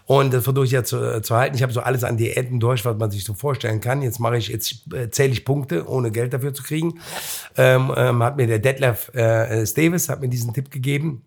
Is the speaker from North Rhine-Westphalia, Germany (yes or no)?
yes; Cologne, North Rhine-Westphalia, Germany; ich bin aus Köln-Mühlheim